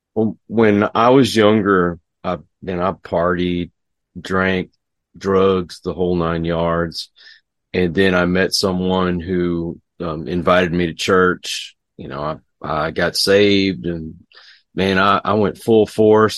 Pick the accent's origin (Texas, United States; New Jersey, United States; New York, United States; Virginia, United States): Texas, United States; I'm from Texas